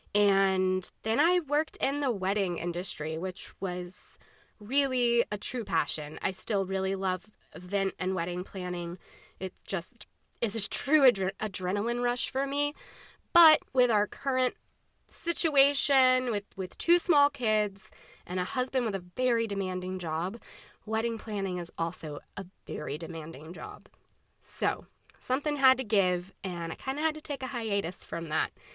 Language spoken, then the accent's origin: English; Jacksonville, Florida, United States; I am a native, born and raised in Jacksonville, Florida